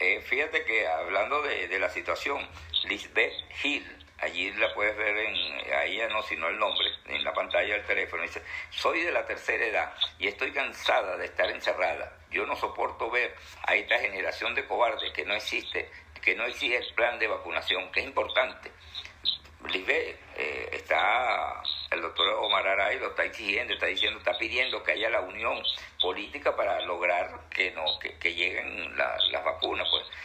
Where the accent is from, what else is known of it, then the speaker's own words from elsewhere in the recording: Venezuela; moved away; como venezolano que somos